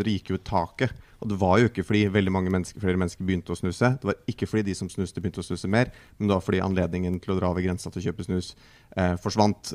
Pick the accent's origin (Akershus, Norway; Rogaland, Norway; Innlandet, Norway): Innlandet, Norway; Hedmark; now in Oslo, Norway; Jeg er fra Hedmark.